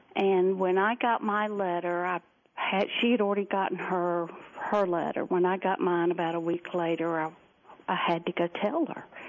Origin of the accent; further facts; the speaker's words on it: Columbia, South Carolina, United States; now in Greenville, United States; grew up in the capital city called Columbia, South Carolina. I live north of there in Greenville now